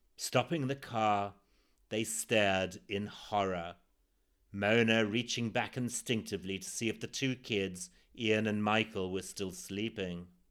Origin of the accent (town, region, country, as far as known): Zimbabwe; born or raised there